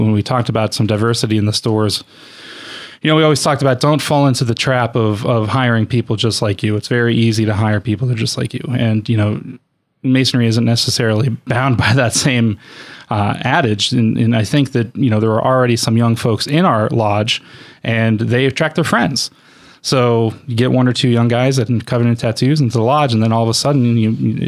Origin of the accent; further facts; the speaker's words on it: Erie, Pennsylvania, United States; I grew up in Erie, PA